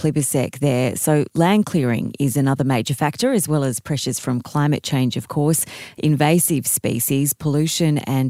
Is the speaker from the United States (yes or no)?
no; Canberra, Australian Capital Territory, Australia; moved away; my hometown of Canberra